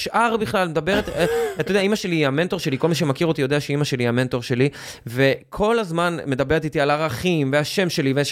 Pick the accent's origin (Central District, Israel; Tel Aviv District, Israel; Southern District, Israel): Tel Aviv District, Israel; Or Yehuda; אני גדלתי, אני גדלתי באור יהודה